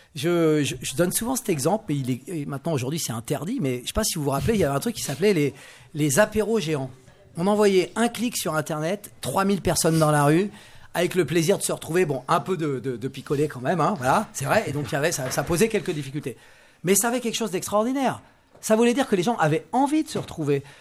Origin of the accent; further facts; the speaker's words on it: Sologne, Centre-Val de Loire, France; je suis né en Sologne